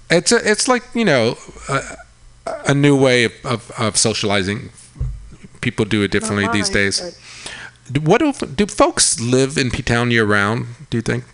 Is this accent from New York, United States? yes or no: yes; Long Island, New York, United States; now in San Francisco, United States; I grew up on Long Island, yeah.